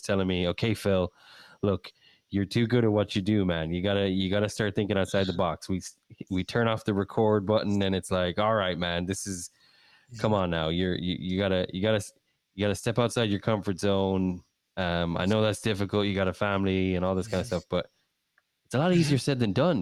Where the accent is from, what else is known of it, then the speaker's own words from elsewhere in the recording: Ireland; also born or lived in England; now in United States; I'm from Ireland. I love Ireland. I'll always love Ireland. It's a dear place in my heart. It's where I grew up. I was born in England